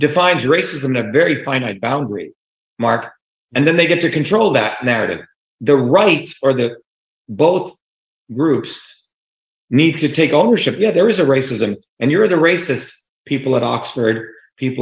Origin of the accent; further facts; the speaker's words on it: India; now in United States; when I grew up in India